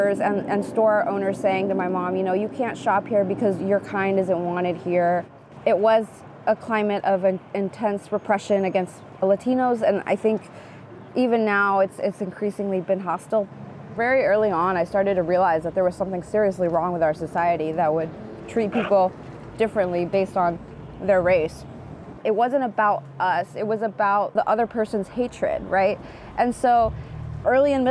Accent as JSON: {"language": "English", "town": "Phoenix", "region": "Arizona", "country": "United States", "tie": "born or raised there", "said": "I was born in Phoenix, Arizona. My parents were undocumented. I grew up under Sheriff Joe Arpaio in Maricopa County"}